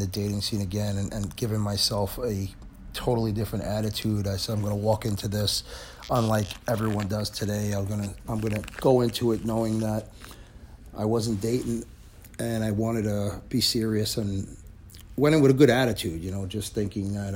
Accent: New York City, New York, United States; moved away as an adult; also born or lived in Manhattan, New York; now in New Jersey, United States; I grew up in Brooklyn, and I lived in the city, and I'm in Jersey

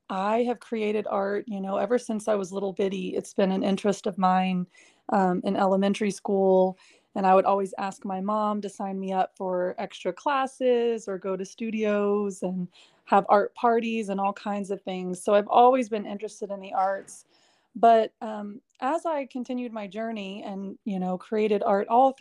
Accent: Dallas, Texas, United States; I am from Dallas, Texas. I'm actually a sixth generation Dallasite, so my whole family is here

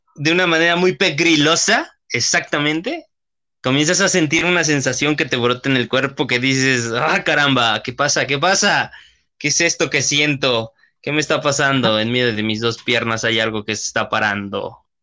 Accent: Mexico; mexicanos que somos

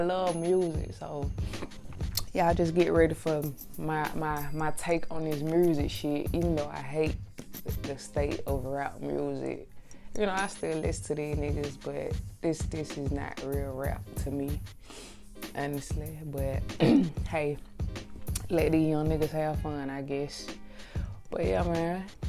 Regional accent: Atlanta, Georgia, United States; I'm straight out, straight out of Atlanta, real Atlanta shit. I grew up in Lakewood, man.

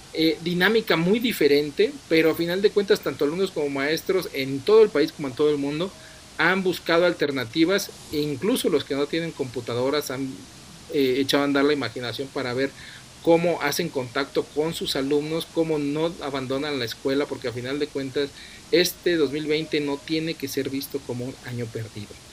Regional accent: Mexico

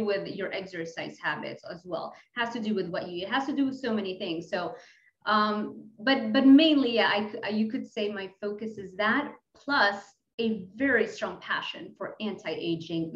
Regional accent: Lebanon; English is a second language; moved away; I'm from Lebanon. So when I mess up my English, just understand I'm international

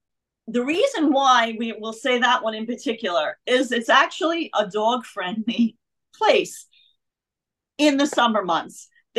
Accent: Bronx, New York, United States; Well, I mean, I was born in Harlem in Mount Sinai Hospital, but I grew up in the Bronx

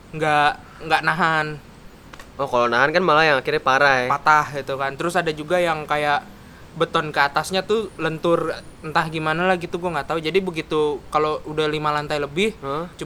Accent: Jakarta, Indonesia; by the way kita orang Jakarta ya

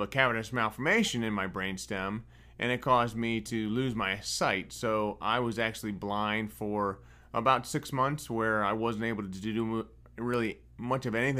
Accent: Northwest Ohio, United States; I was born and raised in Northwest Ohio on a tomato farm

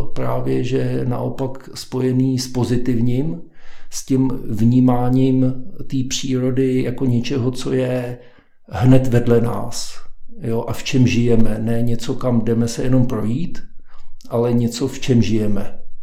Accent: Havlíčkův Brod, Vysočina Region, Czechia; moved away as an adult; also born or lived in Prague; now in Klánovice, Prague, Czechia; já jsem původem z Havlíčkova Brodu

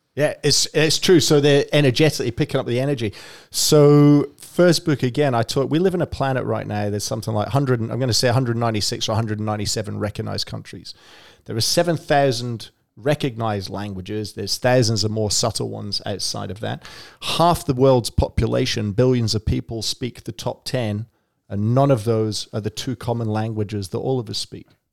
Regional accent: Scotland, United Kingdom; now in Melbourne, Australia; I grew up in Scotland

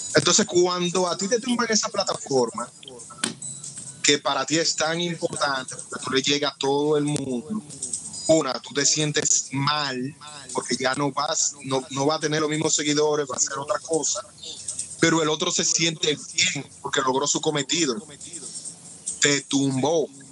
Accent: Dominican Republic; Yo soy negro y por la forma de hablar, alguna vez si preso, me han dicho que no soy dominicano

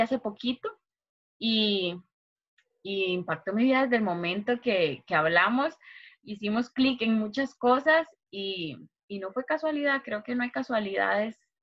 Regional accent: Turrialba, Cartago, Costa Rica; also born or lived in San José, Costa Rica; crecí en Turrialba. Eh, aquí pasé toda mi niñez

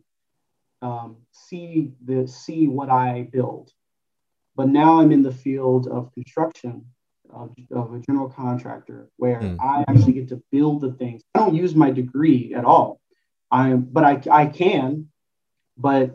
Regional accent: Los Angeles, California, United States; also born or lived in St. Louis; I grew up in Los Angeles

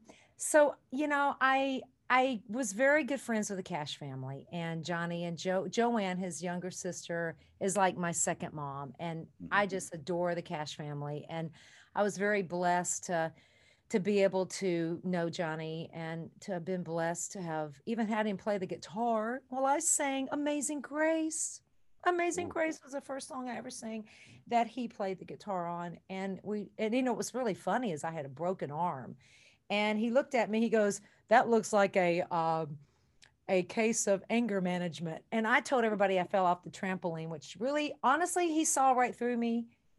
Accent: Kentucky, United States; Well, my life, you know, I grew up in Kentucky and my mom said my bags were always packed by the door.

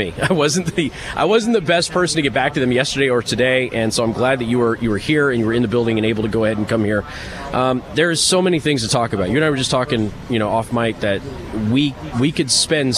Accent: Las Vegas, Nevada, United States; now in Midwest, United States; I'm from the Southwest originally

